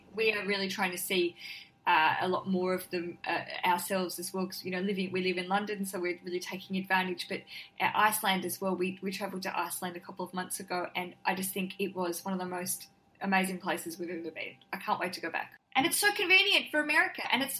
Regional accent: Australia; but going there and being really Australian and not getting outside and doing anything

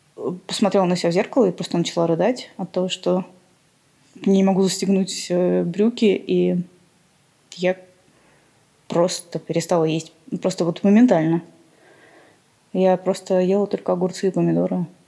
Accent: Armenia; я вообще из Армении, и внешность у меня, конечно, не армянская

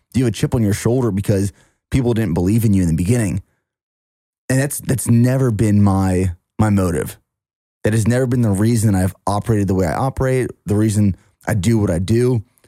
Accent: near Harrisburg, Pennsylvania, United States; moved away; downtown Harrisburg, which is about 25 minutes from my hometown

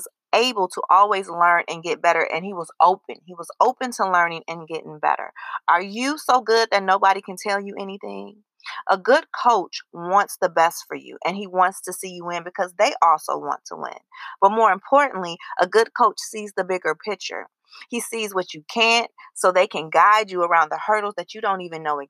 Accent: Chicago, Illinois, United States; I'm from Chicago and I lived through that time period, which was amazing. I was in high school and college during those 6 years

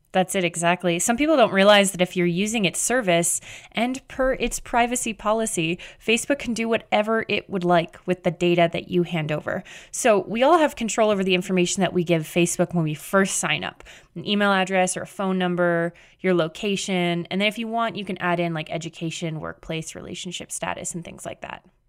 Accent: Canada; I'm Canadian.

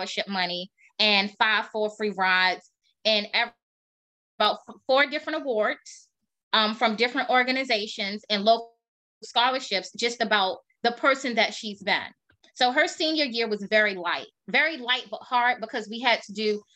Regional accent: Maryland, United States; DC is our main hub because we are from Maryland

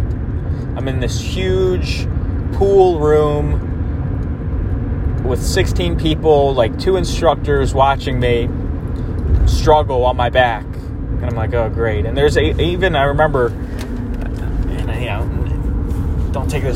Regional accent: Jersey Shore, New Jersey, United States; I grew up in the Jersey Shore

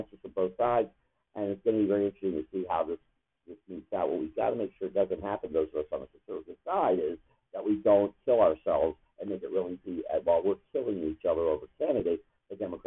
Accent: Florida, United States; I'm a Florida boy visiting

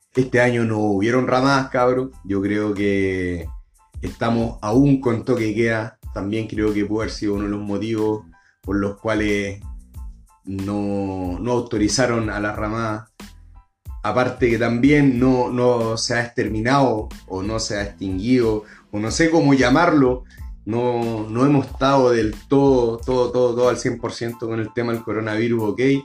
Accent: Valparaíso, Chile; soy de Valparaíso, crecí allá en Playa Ancha

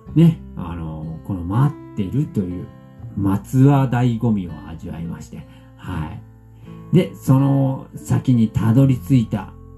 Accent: Fukuoka, Japan; 我々福岡から

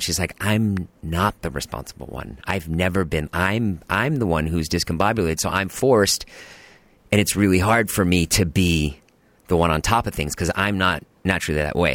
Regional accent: Boston, Massachusetts, United States; I grew up in Boston, in the suburbs

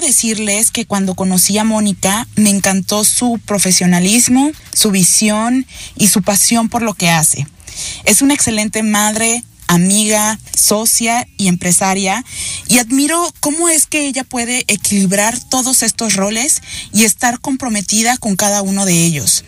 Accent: Colombia; now in New York, United States; soy colombiana, eh, vivo en Nueva York

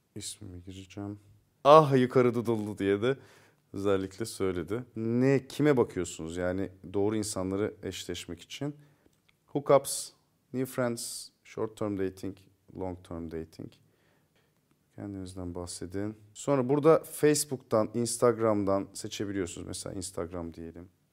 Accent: Turkey; biz Türkler olarak ve Akdenizliler olarak

